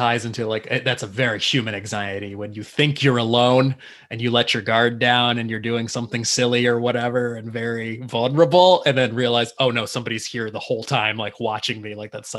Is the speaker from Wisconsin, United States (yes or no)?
no; Livonia, Michigan, United States; we used to go hang out in Livonia, where I live now too, my hometown as a kid as well.